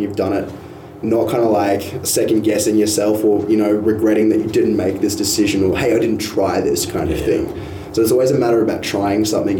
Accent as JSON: {"language": "English", "region": "North Queensland", "country": "Australia", "tie": "born or raised there", "also_born_or_lived": "Townsville", "moved": "as an adult", "lives_now": "Brisbane, Australia", "said": "I'm from North Queensland, so country's ingrained in me from a kid."}